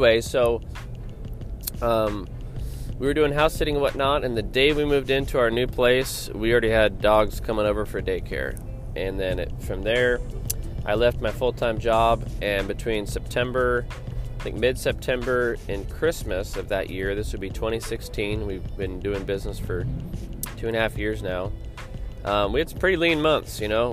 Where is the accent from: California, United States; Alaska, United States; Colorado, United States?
Alaska, United States; Anchorage; also born or lived in Dallas, Texas; I grew up here in Anchorage, Alaska